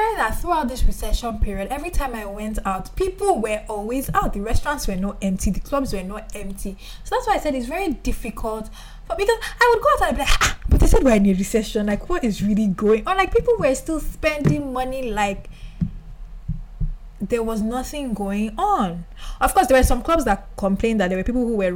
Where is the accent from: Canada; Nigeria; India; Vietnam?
Nigeria; Lagos; as a Nigerian or as a Lagosian